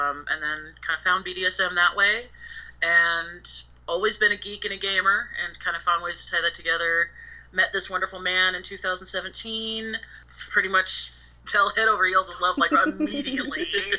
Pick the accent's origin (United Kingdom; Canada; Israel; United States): United States; Springfield, Missouri; moved away as an adult; I was born in the Midwest in the fabulous Springfield, Missouri. So I was growing up very kind of sheltered and small town